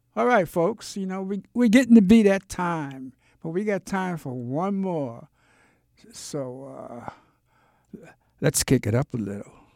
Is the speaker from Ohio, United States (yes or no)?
no; New York City, New York, United States; also born or lived in Harlem, New York; I grew up in Brooklyn. My family moved when I was two